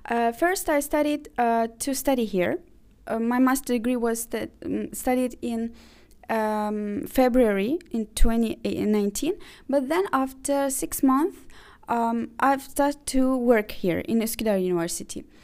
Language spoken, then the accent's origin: English; Azerbaijan; also born or lived in Ukraine; now in Turkey; okay, I was born in Ukraine. Uh, then uh, I'm originally from Azerbaijan. I've graduated from a uh, bachelor degree in uh, Baku in Azerbaijan.